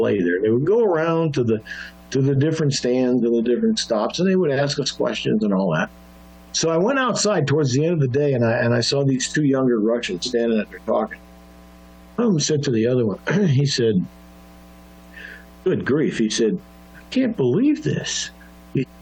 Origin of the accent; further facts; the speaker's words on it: United States; I grew up in the United States a long time ago